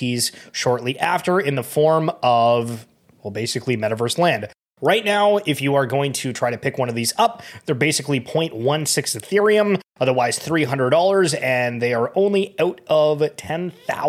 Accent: Canada; I'm Canadian

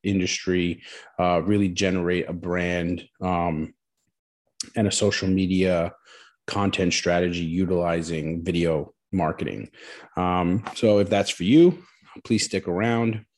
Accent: New Jersey, United States; moved away as an adult; also born or lived in Queens, New York; I'm originally from New Jersey

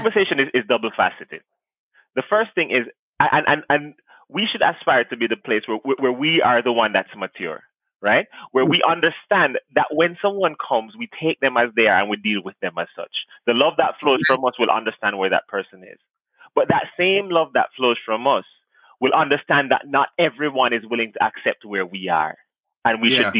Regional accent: Jamaica; moved away; I grew up in Jamaica

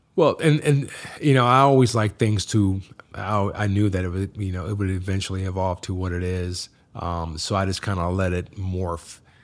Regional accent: Massillon, Ohio, United States; now in Chicago, United States; a small town in Massillon, Ohio

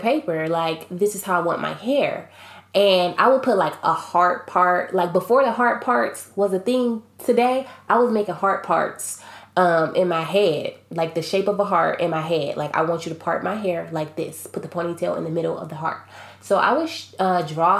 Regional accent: Akron, Ohio, United States; I grew up in Akron, Ohio

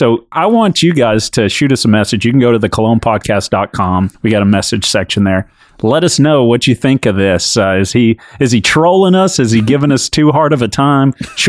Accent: Texas, United States; we are from Texas.

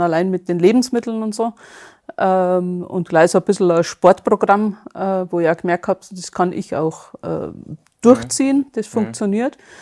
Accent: Bad Feilnbach, Bavaria, Germany; komme aus der Nähe von südlich von München, äh, Bad Feilenbach heißt es. Okay. Genau. Also Bayern.

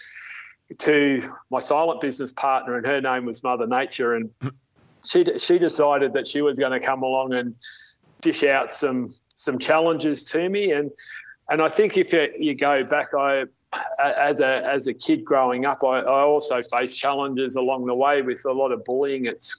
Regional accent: Melbourne, Victoria, Australia; also born or lived in Goulburn Valley; I was born and bred in Melbourne, and I lived in Melbourne till I was 15

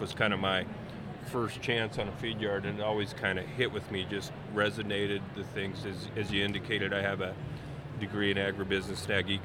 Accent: Washington, United States; moved away as an adult; also born or lived in Texas Panhandle; I grew up right on the Canadian border in Washington State

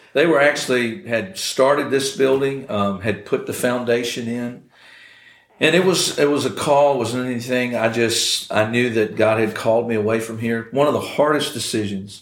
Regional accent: Nortonsville, Virginia, United States; I grew up in Nortonsville.

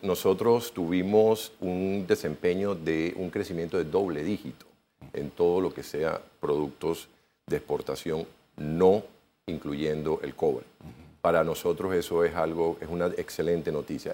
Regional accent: Panama

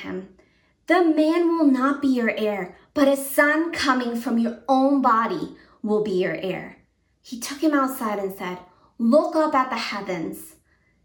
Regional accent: Japan; also born or lived in Connecticut; now in United States; Growing up in Japan, where it was more of an Eastern culture

